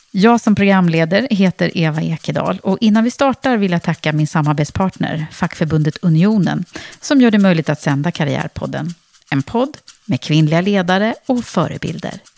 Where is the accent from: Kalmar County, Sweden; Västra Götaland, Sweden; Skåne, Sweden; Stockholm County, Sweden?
Västra Götaland, Sweden; Gothenburg; Ja, jag är född och uppvuxen i Göteborg.